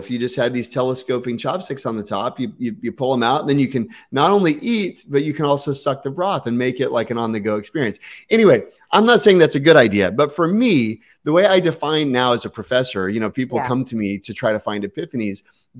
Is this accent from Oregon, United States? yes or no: no; Texas, United States; Or remember, I came from Texas. Okay. There's like Tex-Mex and barbecue and fast food.